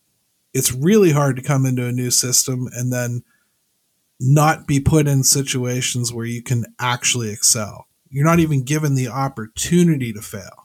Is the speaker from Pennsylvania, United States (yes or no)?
yes; Pennsylvania, United States; I mean, you grew up in what, Mahoning Valley, and I grew up here in Western Pennsylvania. So we know crappy weather, right?